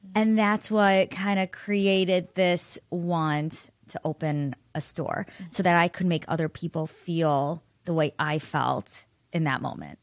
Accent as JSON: {"language": "English", "town": "Solon", "region": "Ohio", "country": "United States", "tie": "born or raised there", "said": "I grew up in Solon"}